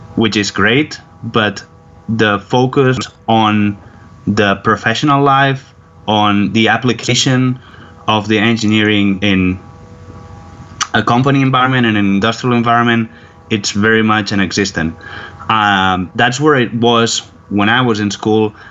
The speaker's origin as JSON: {"language": "English", "area": "surrounding area of Barcelona", "region": "Catalonia", "country": "Spain", "tie": "born or raised there", "moved": "as an adult", "lives_now": "Houston, United States", "said": "I'm not originally from Barcelona city. I'm from the surrounding area of Barcelona, which is a very industrial area"}